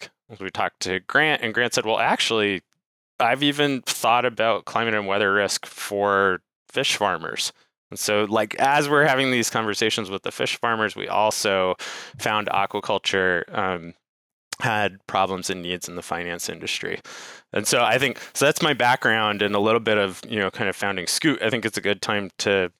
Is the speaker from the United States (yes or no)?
yes; Rhode Island, United States; moved away as an adult; also born or lived in Santa Cruz, California; I grew up in Rhode Island and, you know, played on the water and surfed, but, you know, moved out west to Santa Cruz to do a PhD in ocean sciences back in 2006